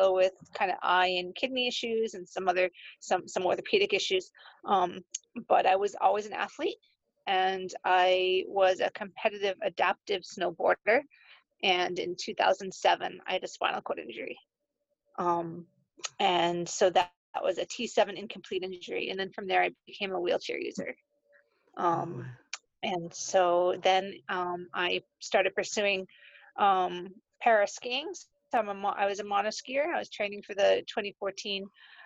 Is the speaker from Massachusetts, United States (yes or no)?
yes; Danvers, Massachusetts, United States; also born or lived in Ireland; I'm from Danvers, Massachusetts, and I spend about half my time in Ireland.